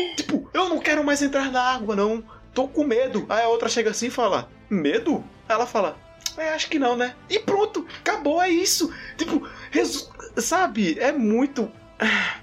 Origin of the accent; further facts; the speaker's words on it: Northeast Region, Brazil; para mim que sou nordestino